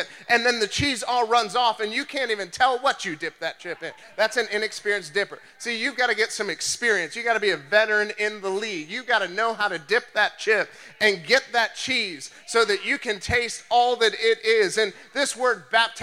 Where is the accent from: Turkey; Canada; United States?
United States; Canton, Ohio; I am from Faith Family Church in Canton, Ohio